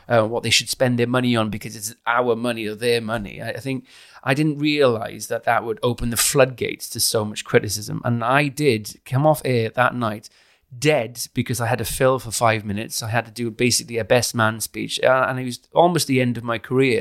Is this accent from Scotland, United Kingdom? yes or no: no; Caerphilly, Wales, United Kingdom; now in London, United Kingdom; I'm from Caerphilly.